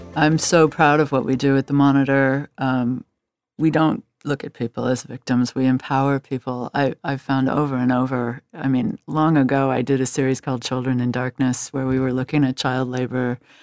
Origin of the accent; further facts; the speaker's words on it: Washington, District of Columbia, United States; I grew up in Washington, D C, which was a, a, a town that was always looking out at the world.